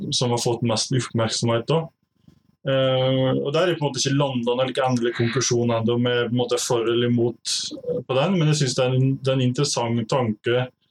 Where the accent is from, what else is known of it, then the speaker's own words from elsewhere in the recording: Lom, Innlandet, Norway; now in Otta, Norway; jeg er fra Lom i Gudbrandsdalen. Eh, bor nå på Otta